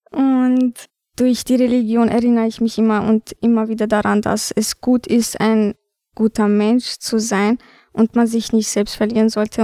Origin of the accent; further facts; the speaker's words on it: Vienna, Austria; Ich bin hier geboren und dennoch kommt es mir manchmal so vor, als ob ich mich ähm, wie eine Albanerin fühle